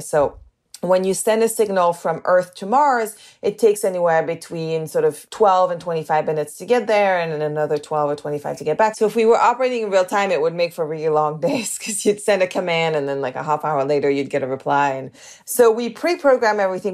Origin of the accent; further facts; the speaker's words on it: the north of England, United Kingdom; accent: northern; also born or lived in Canada; I grew up in England, and I went to an all girls school in England.